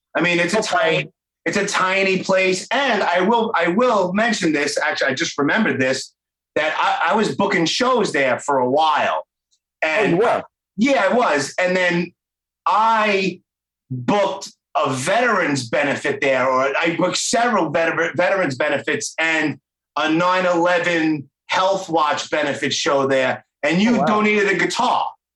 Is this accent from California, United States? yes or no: no; New York City, New York, United States; I'm 46, so obviously I grew up in Brooklyn